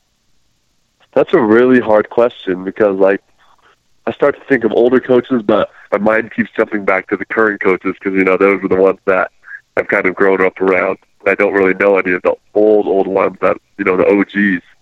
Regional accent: Utah, United States; I'm from Utah

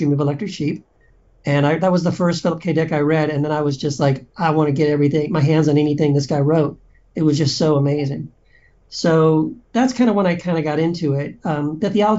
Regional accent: Texas, United States; I grew up in Texas

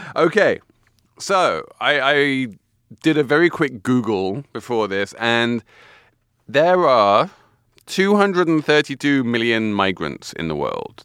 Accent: England, United Kingdom; moved away; being English

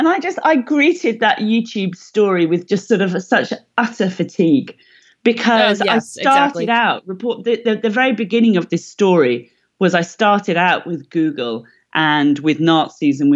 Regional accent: Wales, United Kingdom; I'm from Wales

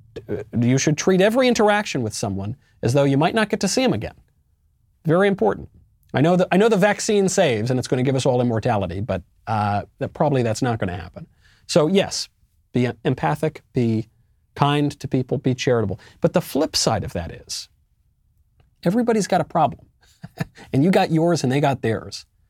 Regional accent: United States; now in Tennessee, United States; I'm an American.

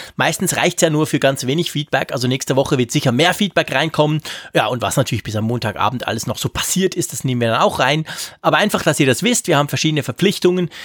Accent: Switzerland; als Schweizer

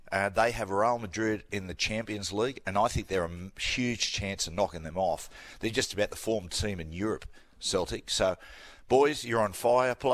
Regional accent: Cessnock, New South Wales, Australia; I can't go because I'm from Cessnock people say I've got two heads.

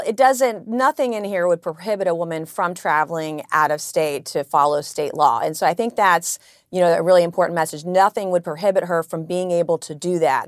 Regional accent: South Carolina, United States; I come from South Carolina

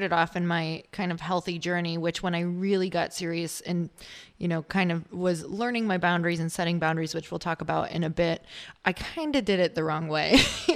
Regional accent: Midwest, United States; now in California, United States; I'm from the Midwest, so I live in California now

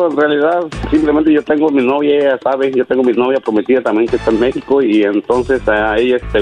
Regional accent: Tepatitlán, Jalisco, Mexico; Yo soy de Jalisco, ahí donde eres tú, Tepatitlán.

